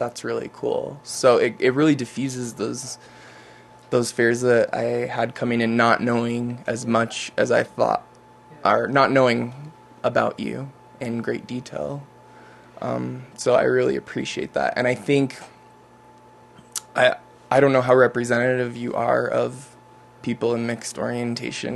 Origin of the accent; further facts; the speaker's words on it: Utah, United States; I'm a native Utahn, born and raised, devout Mormon